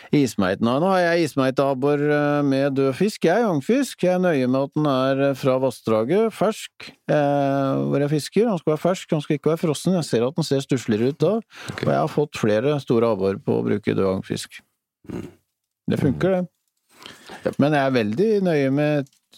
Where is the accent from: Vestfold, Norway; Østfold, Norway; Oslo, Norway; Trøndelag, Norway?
Østfold, Norway; Rakkestad; Jeg vokste jo opp i Rakstad